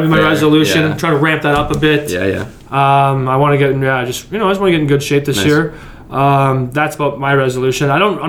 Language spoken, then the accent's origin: English; Canada; as a Canadian